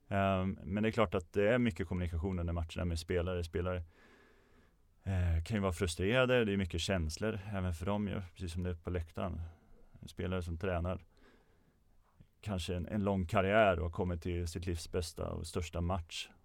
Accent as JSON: {"language": "Swedish", "town": "Örebro", "region": "Örebro County", "country": "Sweden", "said": "Jag kommer från Örebro så det var i Närke med omnejd"}